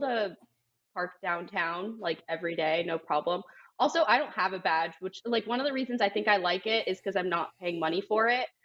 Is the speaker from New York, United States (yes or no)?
no; South Florida, United States; now in Austin, United States; in Miami, actually, pretty close to where I grew up